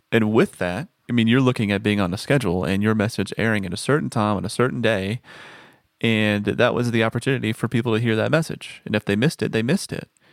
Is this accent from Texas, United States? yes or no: yes; Texas, United States; moved away; also born or lived in Nashville; I am from Texas